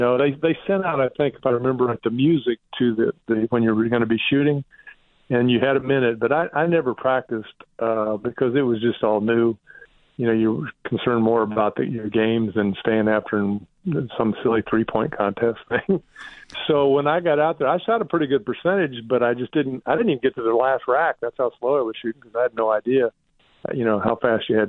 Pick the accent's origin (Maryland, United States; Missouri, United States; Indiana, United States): Indiana, United States; I'm from Indiana